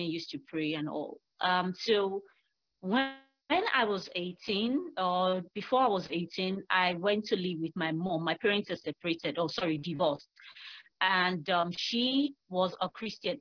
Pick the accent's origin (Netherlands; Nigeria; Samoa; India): Nigeria; also born or lived in Lagos; I am from Nigeria. I live in Lagos.